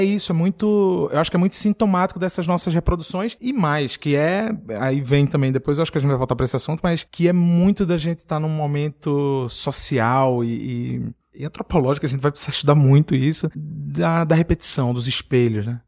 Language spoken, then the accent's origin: Portuguese; Recife, Pernambuco, Brazil; moved away; Eu vim de uma cidade muito machista, eu sou do Recife, provavelmente é a cidade mais machista do Brasil